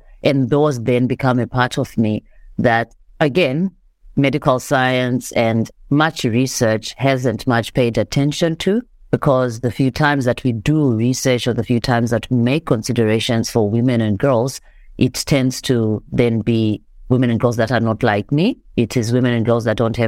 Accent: Zimbabwe; now in South Africa; I am Zimbabwean. I am a Black African woman. Well, I grew up in Zimbabwe

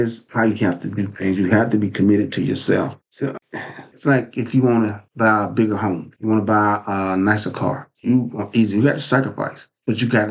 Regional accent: Lewisburg, United States; also born or lived in Durham; going back to my hometown of Lewisburg because I was working in Durham

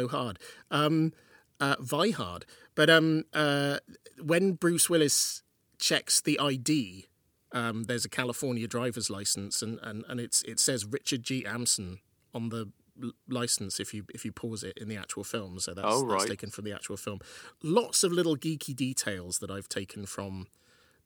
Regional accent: Welsh town, Wales, United Kingdom; my little Welsh town that I grew up

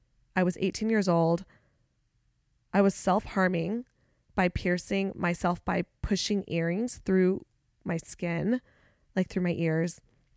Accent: California, United States; now in Charlotte, United States; I'm originally from the Bay Area and I moved around California a lot as a kid, but I spent most of my like K through 12 years in the East Bay of San Francisco between Oakdale, Antioch, and San Ramon.

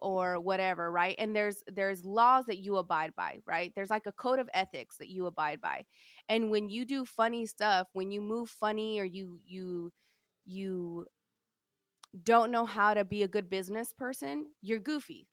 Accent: Sacramento, California, United States; also born or lived in Galt, California; I grew up in North Highlands, um, Sacramento, which is a really, like, ghetto, hood area

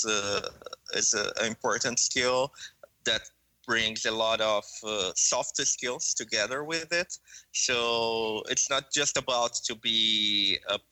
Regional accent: Brazil; I was born and raised in Brazil

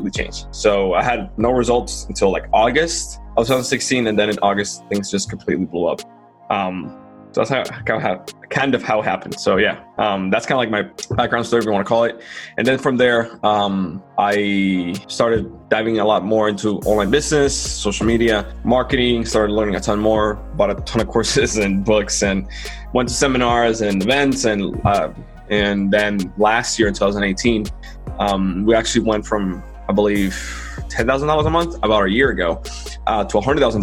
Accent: Dominican Republic; moved away as an adult; now in United States; I'm from Dominican Republic. I love my country, but reality is like it's a poor devil country. It's not developed, right? That's where I was born and grew up in.

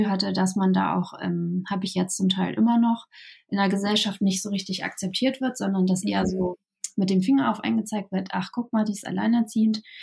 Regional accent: Kiel, Schleswig-Holstein, Germany; Ja, ähm, ich komme ähm, aus Kiel ähm, und ähm, wohne hier auch mein ganzes Leben schon ähm, im hohen Norden

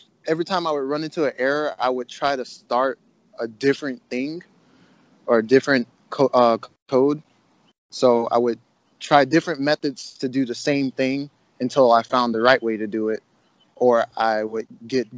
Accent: Jacksonville, Florida, United States; now in Atlanta, United States; I'm from Jacksonville, Florida. I'm currently in Atlanta, Georgia

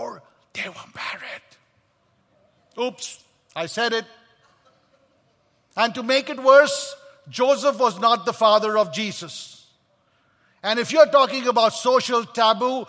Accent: Kolkata, West Bengal, India; I was born in Kolkata, India

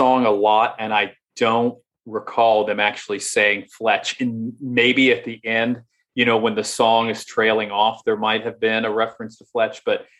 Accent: West Virginia, United States; I grew up in West Virginia, which is not mentioned at all.

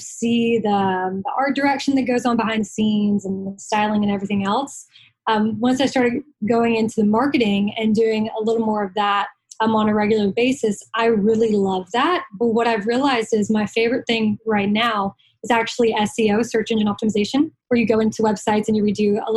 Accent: Southeast, United States; I'm from the Southeast

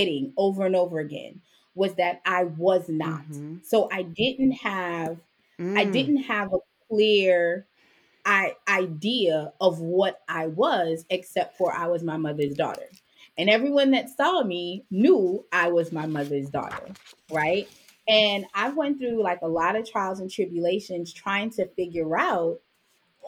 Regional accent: New York City, New York, United States; also born or lived in Jamaica; I was born in the Jamaican West Indies. I grew up in Brooklyn. I came to the States when I was 5

